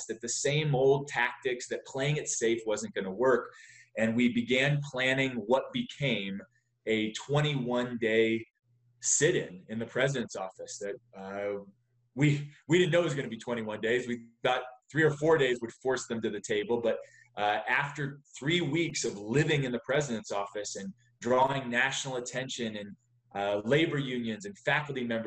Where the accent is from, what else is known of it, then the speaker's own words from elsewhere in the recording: West Virginia, United States; moved away; also born or lived in Charleston, West Virginia / Texas; I grew up in West Virginia. My family then moved to Texas.